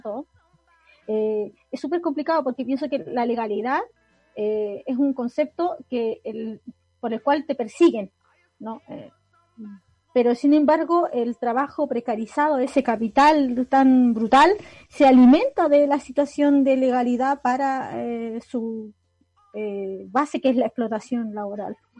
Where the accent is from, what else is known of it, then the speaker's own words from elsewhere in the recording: Chile; nosotros como chilenos igual somos una comunidad racializada